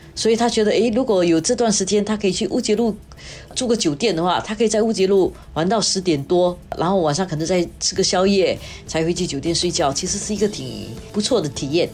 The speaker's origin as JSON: {"language": "Chinese", "country": "Singapore", "said": "我们新加坡人"}